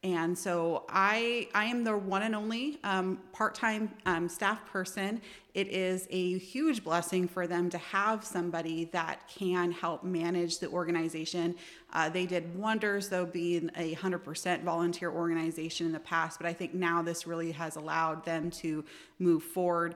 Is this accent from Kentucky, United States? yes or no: no; Seattle, Washington, United States; also born or lived in Olympia, Washington; I was born in Seattle, Washington